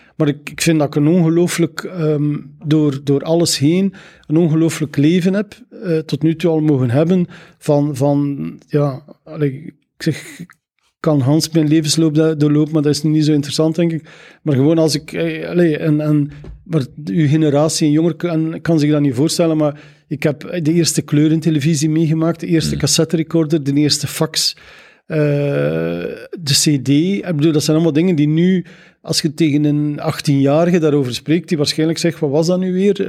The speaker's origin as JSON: {"language": "Dutch", "area": "Zeveneken", "region": "Flanders", "country": "Belgium", "tie": "born or raised there", "moved": "yes", "said": "Ik ben van Zaflaar"}